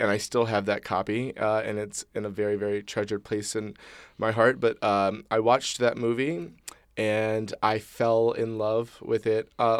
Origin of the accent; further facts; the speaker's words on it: Prince George's County, Maryland, United States; When I was a young child growing up in Prince George's County, Maryland, I was a part of this like after-school performing arts troupe called Colors